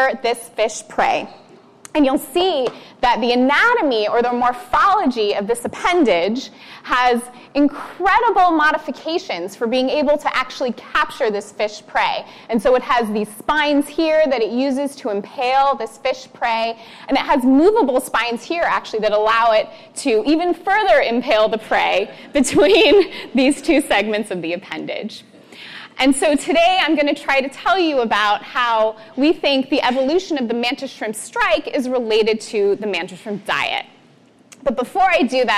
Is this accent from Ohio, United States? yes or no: no; Northern California, United States; I grew up in Northern California, going to the beach, playing in the intertidal